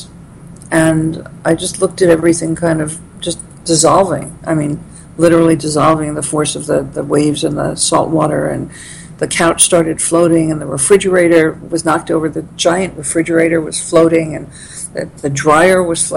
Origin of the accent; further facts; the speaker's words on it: New York City, New York, United States; I grew up in Brooklyn